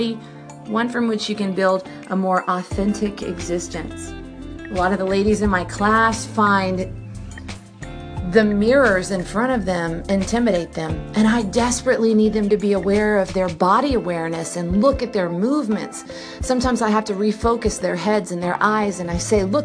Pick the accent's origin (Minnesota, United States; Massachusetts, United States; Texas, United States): Texas, United States; Brenham; I'm from Brenham, Texas